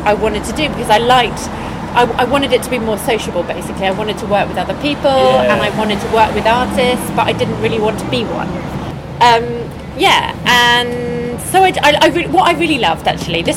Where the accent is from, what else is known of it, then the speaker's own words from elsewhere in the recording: Henley-on-Thames, South East England, United Kingdom; moved away as an adult; now in Brighton, United Kingdom; I grew up in Henley, which is west of London